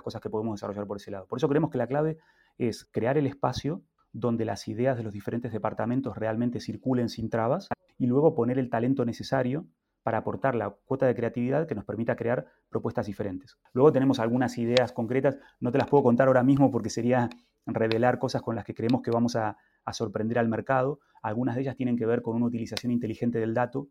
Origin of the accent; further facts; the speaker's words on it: Argentina; now in Spain; en Argentina, de donde yo vengo